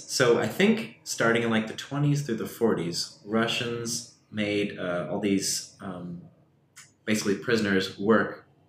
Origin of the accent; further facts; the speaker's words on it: United States; as an American and particularly a suburban American